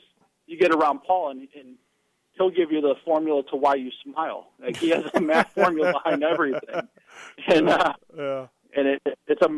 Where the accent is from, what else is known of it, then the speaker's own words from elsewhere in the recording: Midwest, United States; I'm from the Midwest